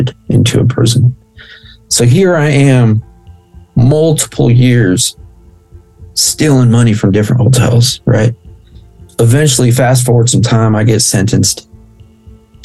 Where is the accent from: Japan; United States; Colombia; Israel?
United States; if I'm Mexican, I was born here in the States.